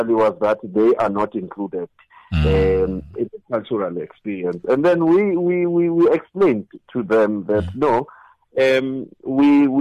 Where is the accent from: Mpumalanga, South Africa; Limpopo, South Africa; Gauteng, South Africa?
Mpumalanga, South Africa; Gert Sibande; I'm from Khetsibande